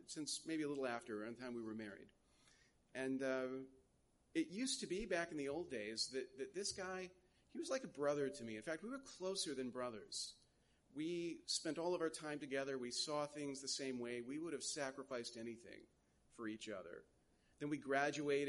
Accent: United States; as an American

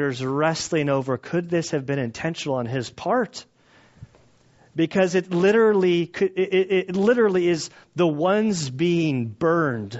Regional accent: United States; us as American Christians

